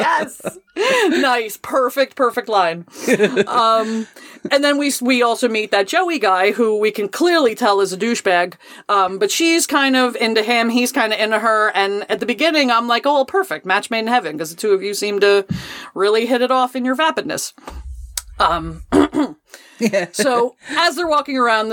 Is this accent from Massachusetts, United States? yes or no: no; New Jersey, United States; I am from New Jersey